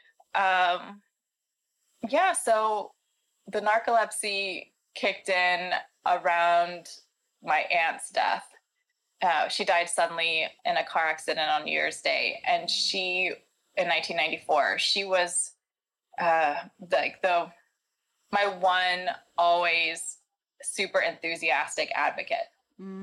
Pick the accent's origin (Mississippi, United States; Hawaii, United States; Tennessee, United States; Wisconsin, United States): Tennessee, United States; Nashville; I grew up in Nashville, Tennessee, in the South.